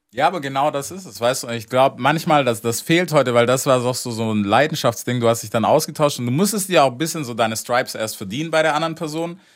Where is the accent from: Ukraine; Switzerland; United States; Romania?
United States; moved away; als Amerikaner